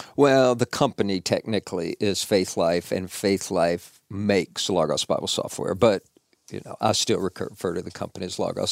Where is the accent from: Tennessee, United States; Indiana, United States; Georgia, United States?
Tennessee, United States; Nashville; now in Murfreesboro, United States; I grew up in Nashville, born and raised